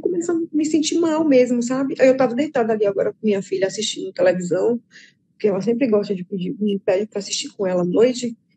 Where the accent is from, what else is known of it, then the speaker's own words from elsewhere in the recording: Bahia, Brazil; moved away as an adult; now in João Pessoa, Brazil; eu morava na Bahia e tenho seis meses morando em João Pessoa, na Paraíba.